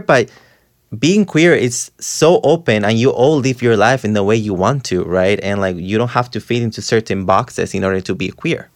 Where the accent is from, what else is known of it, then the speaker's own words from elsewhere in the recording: Costa Rica; now in New York, United States; I'm from Costa Rica.